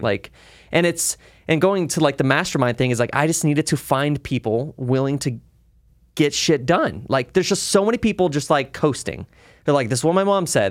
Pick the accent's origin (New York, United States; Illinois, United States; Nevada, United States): Nevada, United States; Las Vegas; Las Vegas locals always have different stories because I st, I grew up in the Northwest area